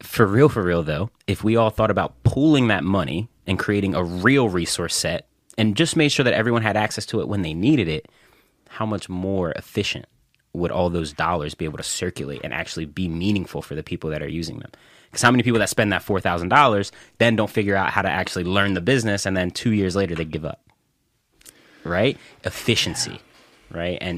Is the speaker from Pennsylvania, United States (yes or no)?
yes; Philadelphia, Pennsylvania, United States; So my family's from Germantown.